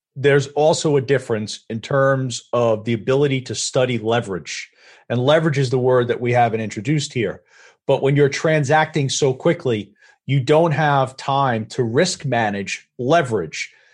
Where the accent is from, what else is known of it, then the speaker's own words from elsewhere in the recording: Valley Stream, New York, United States; accent: Long Island; I grew up in Valley Stream, had a lot of friends in Hewlett.